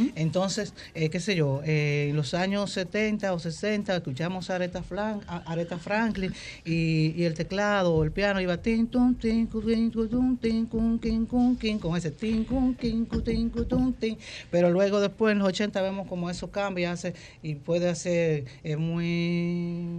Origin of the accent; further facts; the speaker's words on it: Dominican Republic; yo soy dominicana